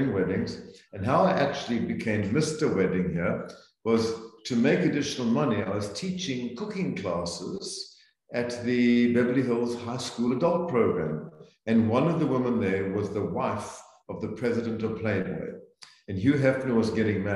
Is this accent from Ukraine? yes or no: no; Zambia; moved away as an adult; also born or lived in South Africa; now in United States; So I grew up in Central Africa, in Zambia, and was educated in South Africa.